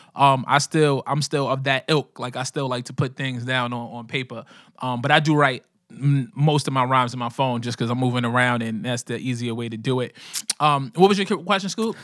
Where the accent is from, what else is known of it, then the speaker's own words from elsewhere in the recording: New York City, New York, United States; also born or lived in Harlem; I'm a New Yorker, man. I'm a, I'm a hip hop guy um, raised in New York City in them crazy 80s